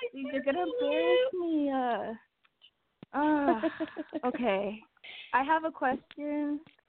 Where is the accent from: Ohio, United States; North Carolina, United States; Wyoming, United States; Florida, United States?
North Carolina, United States; I'm from North Carolina.